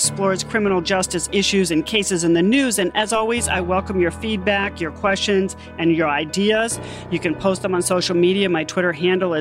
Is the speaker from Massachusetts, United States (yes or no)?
yes; Massachusetts, United States; my home state of Massachusetts